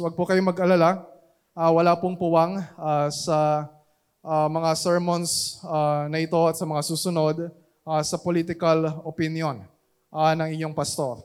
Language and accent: Tagalog; Philippines; we are Filipino citizens